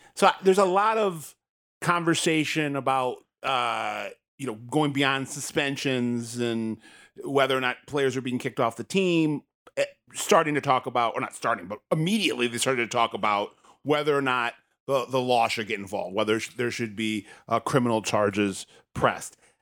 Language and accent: English; Michigan, United States; I grew up in the state